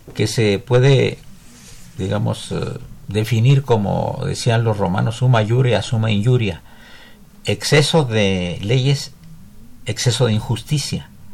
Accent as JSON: {"language": "Spanish", "country": "Mexico"}